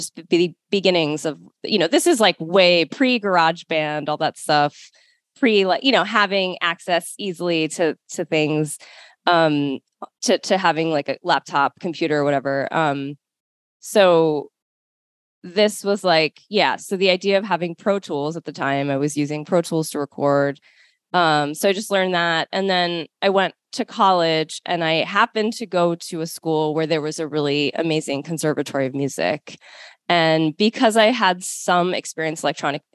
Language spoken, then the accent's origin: English; Baltimore, Maryland, United States; My mom had found a teacher in Maryland, in the Baltimore area where I grew up.